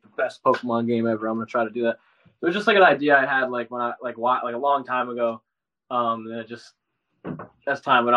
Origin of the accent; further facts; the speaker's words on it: New York, United States; I'm Italian and I'm from New York